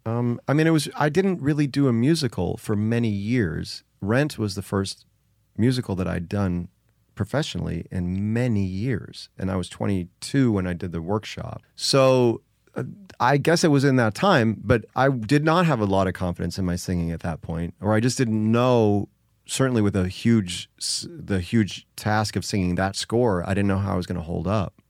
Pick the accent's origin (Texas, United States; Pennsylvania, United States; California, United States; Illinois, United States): Illinois, United States; Joliet; also born or lived in Chicago; I was born in Chicago, grew up outside Chicago in Joliet